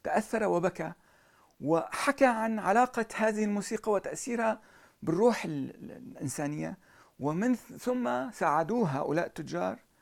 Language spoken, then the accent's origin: Arabic; Aleppo, Aleppo Governorate, Syria; now in Paris, France; أنا أنا ارتبطت بحلب أكثر من كوني حلبي